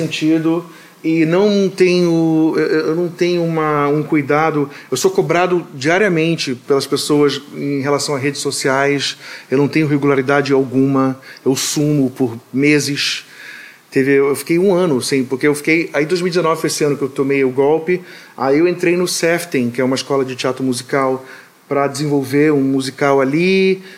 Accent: Rio de Janeiro, Brazil; now in United States; me sinto carioca, completamente carioca da Tijuca

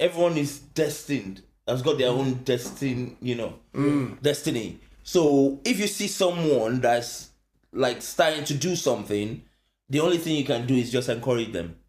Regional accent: Lagos, Nigeria; now in United Kingdom; Obviously, I'm from Nigeria now.

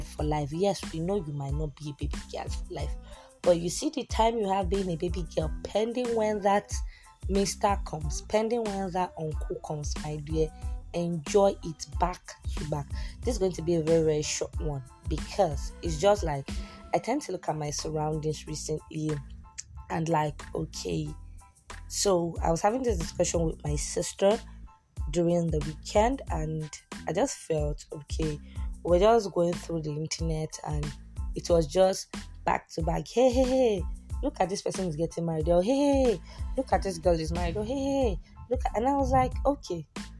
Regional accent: Nigeria; also born or lived in Kano State, Nigeria; as a Nigerian babe

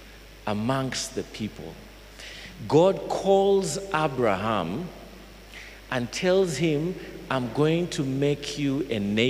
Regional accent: Fort Portal, Western Region, Uganda; I come from Fort Poto

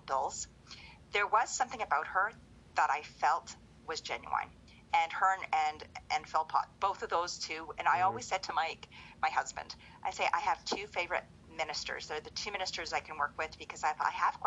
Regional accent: Canada; as a Canadian

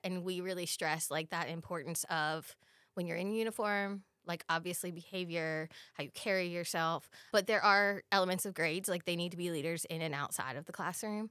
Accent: Pennsylvania, United States; moved away; I'm from the Pennsylvania area

